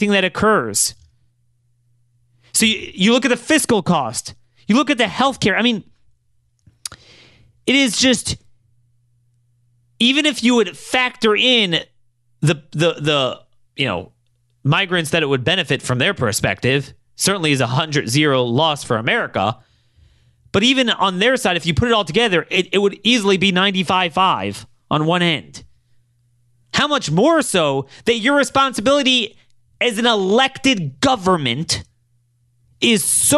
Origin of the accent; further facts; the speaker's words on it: Baltimore, Maryland, United States; this is my hometown, Baltimore